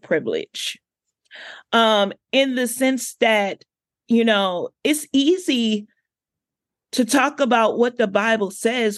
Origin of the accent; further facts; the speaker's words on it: Washington, District of Columbia, United States; I'm from Southeast DC